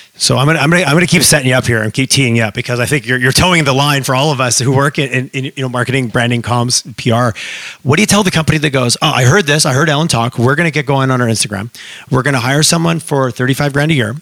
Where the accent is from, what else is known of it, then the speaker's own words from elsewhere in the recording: Montreal, Quebec, Canada; now in Alberta, Canada; I grew up in Montreal